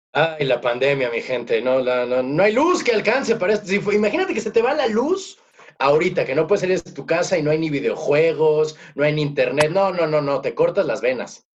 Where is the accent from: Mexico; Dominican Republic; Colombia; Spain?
Mexico; Morelos; yo soy de Morelos